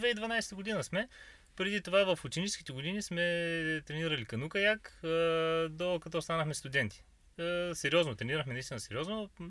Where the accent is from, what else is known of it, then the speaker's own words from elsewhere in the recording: Bulgaria; От, от Хармони сме родом, на 34 вече години навършени